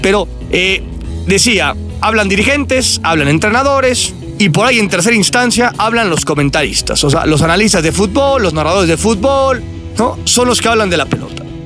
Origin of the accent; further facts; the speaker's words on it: Naucalpan, State of Mexico, Mexico; en mi pueblo, en mi pueblo satélite capital del mundo.